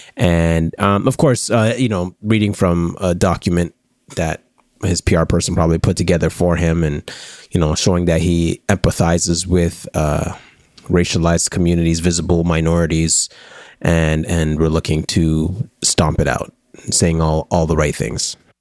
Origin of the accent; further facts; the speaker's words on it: Canada; we're Canadian